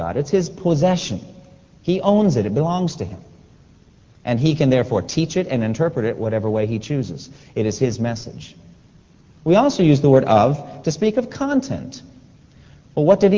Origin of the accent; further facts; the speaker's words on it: North Carolina, United States; We come from North Carolina. It's our home.